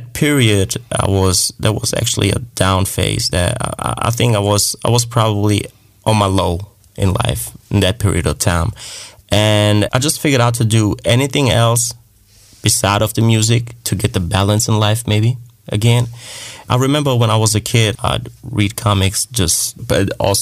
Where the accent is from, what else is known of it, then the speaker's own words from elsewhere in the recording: Germany; I'm from Germany